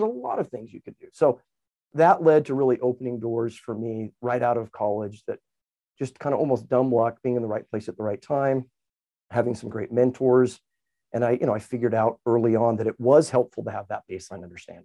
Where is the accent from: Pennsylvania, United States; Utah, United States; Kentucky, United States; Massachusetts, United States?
Utah, United States; Highland; I still remember being up American Fork Canyon. I grew up in Highland area